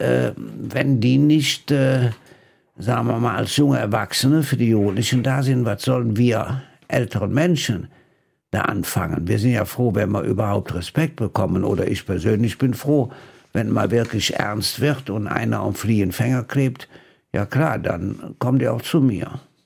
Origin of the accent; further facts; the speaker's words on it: Rhineland, Germany; als Rheinländer